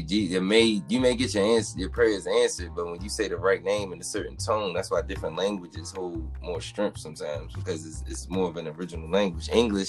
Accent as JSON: {"language": "English", "country": "Nigeria", "said": "They don't care if you live, you Liberian, I'm Nigerian. We still Africans, so we come together."}